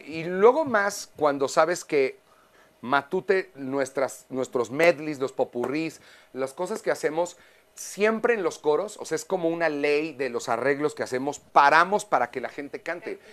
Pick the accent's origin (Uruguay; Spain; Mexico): Mexico; como mexicanos